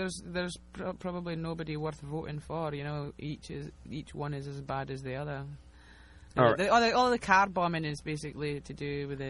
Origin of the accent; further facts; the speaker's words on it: a small town in Scotland, United Kingdom; moved away as an adult; also born or lived in United States; Typical Midwestern accent here. Midwestern via a small town in Scotland, basically.